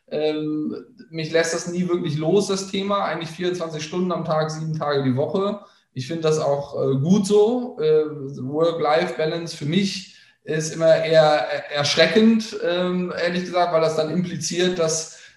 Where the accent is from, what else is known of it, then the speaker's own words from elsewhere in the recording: Bonn, North Rhine-Westphalia, Germany; Also ich komme aus Bonn, das darf gerne jeder wissen, ähm, habe da auch meine Jugend und Kindheit verbracht